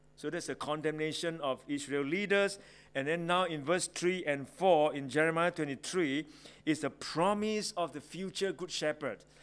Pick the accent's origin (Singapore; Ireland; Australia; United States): Singapore; I grew up in Singapore